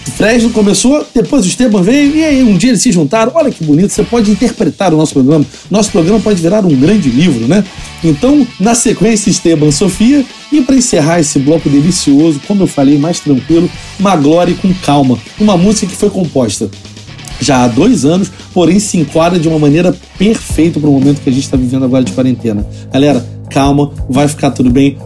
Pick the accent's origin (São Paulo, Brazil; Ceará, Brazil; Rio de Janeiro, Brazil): Rio de Janeiro, Brazil; a gente é carioca